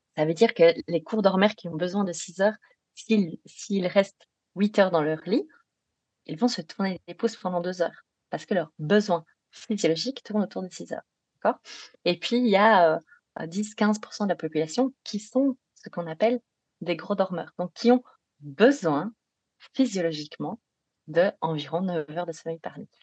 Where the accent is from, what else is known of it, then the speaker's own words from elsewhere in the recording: Belgium; accent: Belgian; je suis belge, ce qui explique euh, un petit accent éventuellement